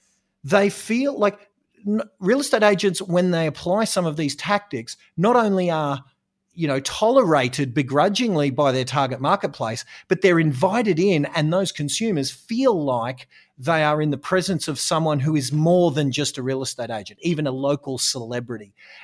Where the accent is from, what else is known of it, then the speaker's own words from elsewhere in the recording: Australia; it's beautiful, hot down here in Australia. And so I suppose I'm an Australian real estate coach